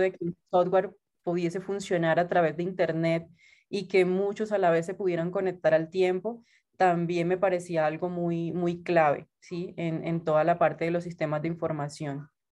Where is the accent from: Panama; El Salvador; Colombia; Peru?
Colombia; Santa Marta, Magdalena; moved away as an adult; now in Bogotá, Colombia; yo soy de Santa Marta, de la costa de Colombia